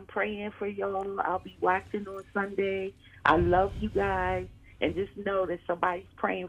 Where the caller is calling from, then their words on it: Philadelphia, Pennsylvania, United States; I'm calling from Northeast Philly.